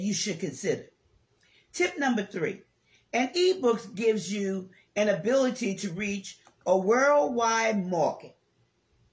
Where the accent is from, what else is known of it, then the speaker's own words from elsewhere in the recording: New Orleans, Louisiana, United States; I'm from New Orleans, Louisiana